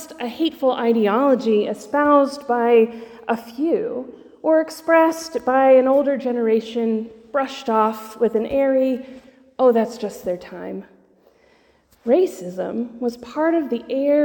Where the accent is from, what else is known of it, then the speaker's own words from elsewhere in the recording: Georgia, United States; now in Texas, United States; I was traveling home from Texas to Georgia to visit my family